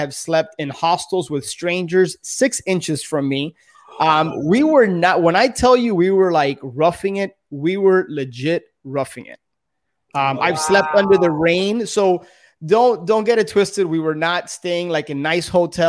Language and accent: English; Miami, Florida, United States; born and raised in Miami